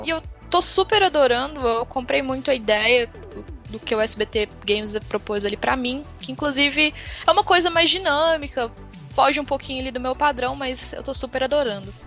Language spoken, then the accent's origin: Portuguese; Uberlândia, Minas Gerais, Brazil; eu sou de Uberlândia, né? Minas Gerais